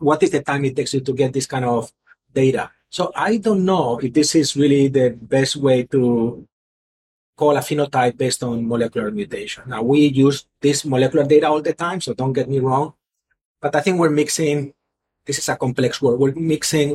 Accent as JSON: {"language": "English", "area": "Mallorca", "region": "Balearic Islands", "country": "Spain", "also_born_or_lived": "Philadelphia", "moved": "as an adult", "lives_now": "Houston, United States", "said": "I'm originally from Spain, so I was thinking I go back to to Spain, where I from a nice place called Mallorca"}